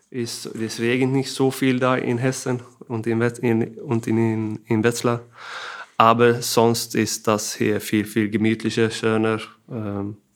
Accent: Kristianstad, Skåne, Sweden; German is a second language; er ist auch aus Christianstar, meiner Heimat da.

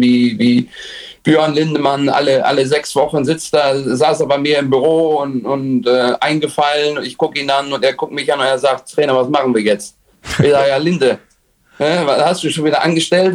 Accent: Oldenburg, Lower Saxony, Germany; ich komme aus Oldenburg

